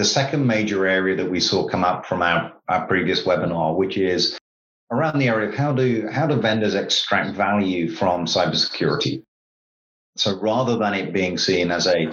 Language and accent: English; United Kingdom; I'm a Brit